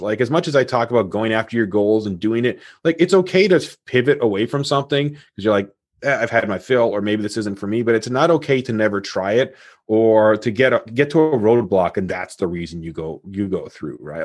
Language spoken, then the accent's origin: English; Toronto, Ontario, Canada; I was born in Toronto, Canada